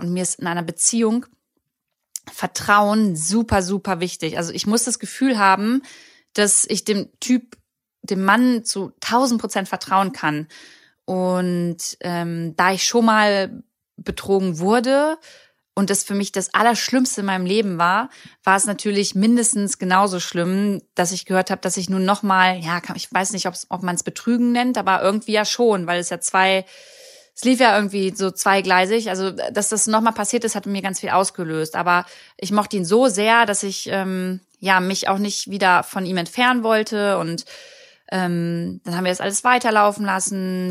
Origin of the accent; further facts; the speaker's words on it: Braunschweig, Lower Saxony, Germany; also born or lived in Berlin; ich komme ja ursprünglich aus Braunschweig und da sind meine besten Freunde, da ist meine Familie